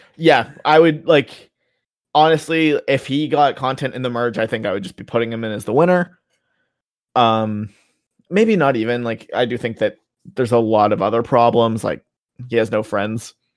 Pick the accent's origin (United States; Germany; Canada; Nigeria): Canada; as a Canadian